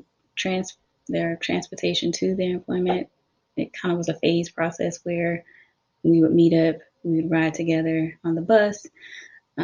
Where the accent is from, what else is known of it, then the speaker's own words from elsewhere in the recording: South Carolina, United States; I am from South Carolina, so I completed my bachelor's and my master's here in the state of South Carolina.